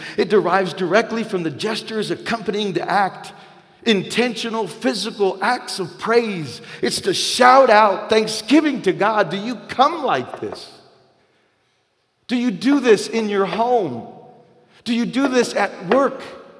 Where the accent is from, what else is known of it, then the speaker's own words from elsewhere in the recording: the South, United States; And listen, this is not a Latino thing or Hispanic thing, and because I'm white and I'm from the South.